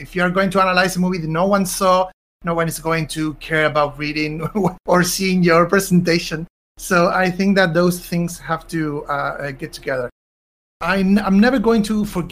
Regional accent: Argentina; I'm from Argentina

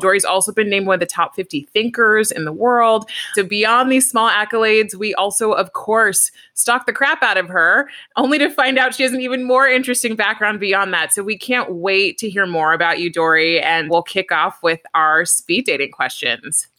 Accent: California, United States; I'm from California

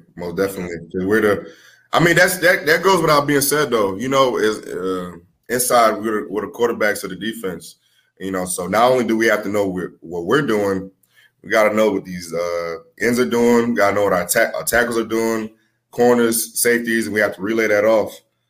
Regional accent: New Orleans, Louisiana, United States; born there; so I was born in New Orleans, and and then we were displaced by Katrina, and I was actually in the Superdome when I was 5 or 6 years old

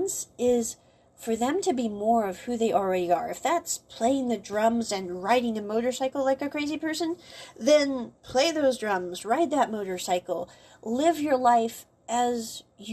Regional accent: United States; moved away; the U.S., for example, where I came from.

